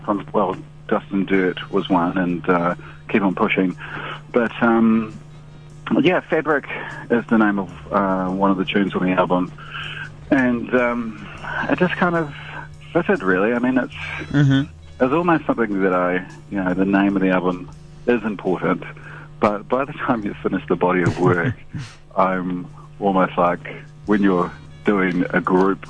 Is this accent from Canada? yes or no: no; Auckland, New Zealand; also born or lived in Gisborne; I'm originally from Auckland